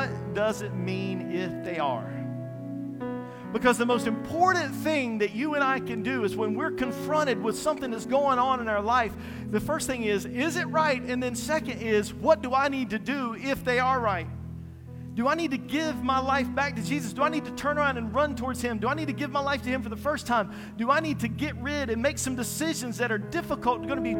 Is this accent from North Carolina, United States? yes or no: yes; Eastern North Carolina, United States; I'm from Eastern North Carolina.